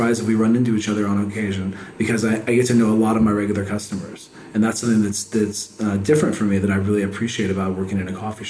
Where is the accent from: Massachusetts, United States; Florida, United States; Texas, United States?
Texas, United States; San Antonio; also born or lived in California / Oregon / Salem, Oregon / Medford, Oregon; now in Waco, United States; I grew up in San Antonio